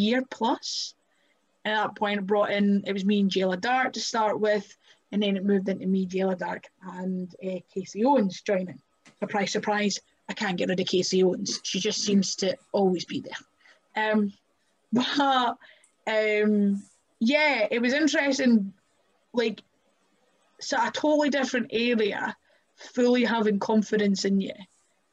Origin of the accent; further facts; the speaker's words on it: Kirkcaldy, Scotland, United Kingdom; now in Glasgow, United Kingdom; I'm from Kirkcaldy. I live in Glasgow.